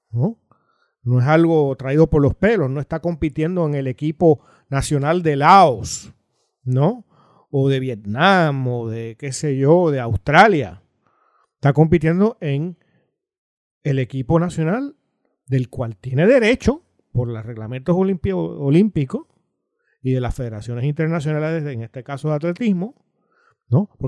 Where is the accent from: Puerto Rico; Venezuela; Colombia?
Puerto Rico; yo no nací en Puerto Rico, pero de muy temprano supe de dónde era.